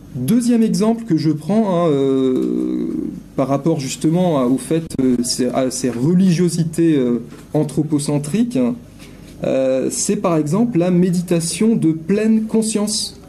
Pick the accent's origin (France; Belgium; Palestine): France; je suis un Français qui vient parler en Suisse